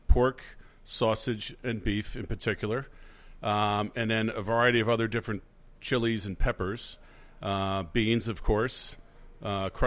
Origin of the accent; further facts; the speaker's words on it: New Jersey, United States; moved away; also born or lived in New York City; growing up in Jersey, where it's pretty darn cold in the winter